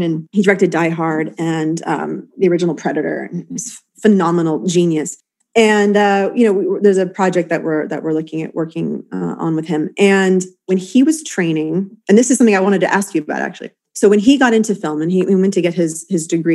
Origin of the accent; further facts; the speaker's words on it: New York City, New York, United States; I grew up playing in Washington Square Park